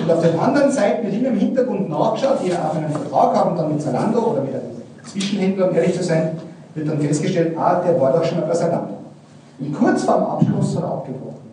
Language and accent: German; Salzburg, Austria; now in Mühlviertel, Austria; ich komme aus Salzburg, ja, wohne zwar in Mühlviertel, aber ich bin in Salzburg.